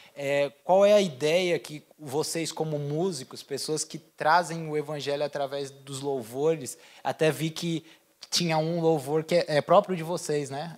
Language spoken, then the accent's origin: Portuguese; Brazil; now in Portugal; eu por ser brasileiro